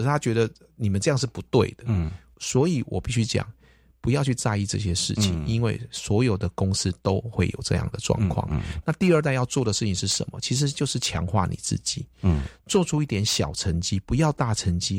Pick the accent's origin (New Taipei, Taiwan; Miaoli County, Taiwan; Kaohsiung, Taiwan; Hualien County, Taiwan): Kaohsiung, Taiwan; 我们从小就在这边长大